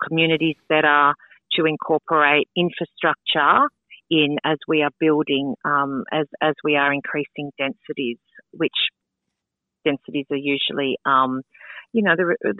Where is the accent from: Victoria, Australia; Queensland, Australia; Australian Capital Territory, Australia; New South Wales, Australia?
New South Wales, Australia; Sutherland Shire; I grew up in the Sutherland Shire and I still live in the Sutherland Shire